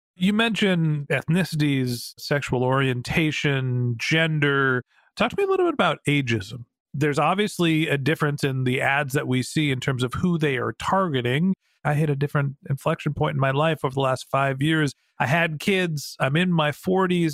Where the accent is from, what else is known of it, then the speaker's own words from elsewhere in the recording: United States; White guy, middle-aged, privileged, United States of America